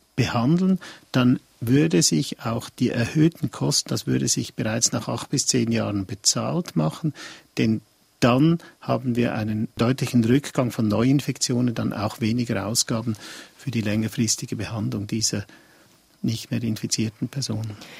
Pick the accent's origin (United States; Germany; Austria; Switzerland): Switzerland; bei uns in der Schweiz